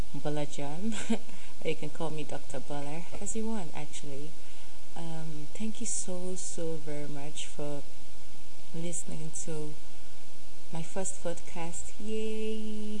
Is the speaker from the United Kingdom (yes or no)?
no; Nigeria; accent: Nigerian; I have the Nigerian self in me, so, and I have the Pidgin self also. And I have the Yoruba self